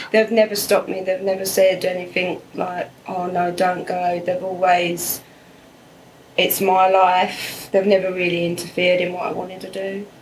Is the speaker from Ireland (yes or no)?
no; England, United Kingdom; moved away as an adult; now in Australia; I'm from England, United Kingdom